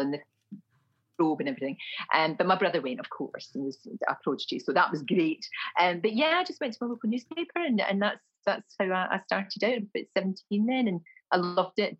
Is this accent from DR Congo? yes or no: no; Glasgow, Scotland, United Kingdom; accent: Glasgow; moved away; My accent was offensive, my Glasgow accent.